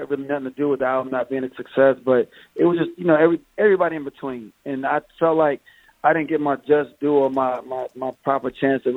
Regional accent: North Carolina, United States; also born or lived in Hampton, Virginia / Rochester, New York; we ended up in North Carolina at a real young age.

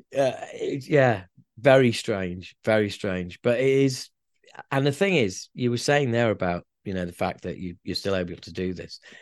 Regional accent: Yorkshire and the Humber, United Kingdom; we're from Yorkshire.

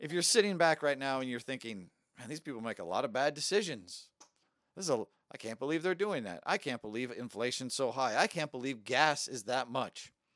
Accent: United States; I'm an American

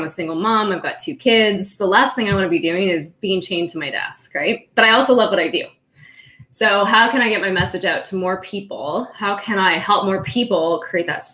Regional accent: California, United States; also born or lived in Austria / San Diego; I was born in Austria and I grew up in California

